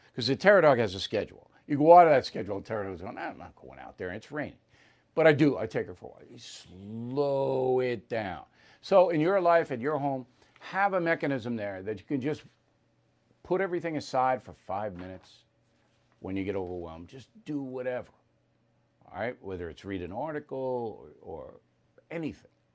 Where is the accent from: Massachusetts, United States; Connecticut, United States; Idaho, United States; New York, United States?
New York, United States; Long Island; my hometown newspaper, Newsday